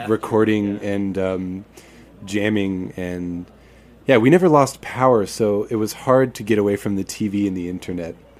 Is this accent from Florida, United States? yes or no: yes; Florida, United States; we're from Florida